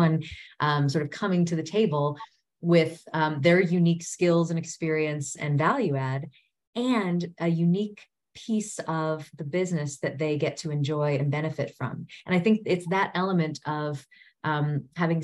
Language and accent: English; United States; moved away as an adult; also born or lived in South Africa; as an American returning to her native soil after, a decade and a half away